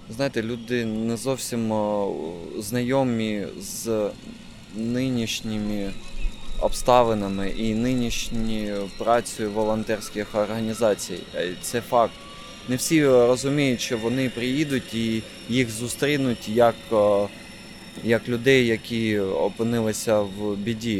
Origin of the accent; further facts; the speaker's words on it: Kharkiv, Kharkiv Oblast, Ukraine; я харків'янин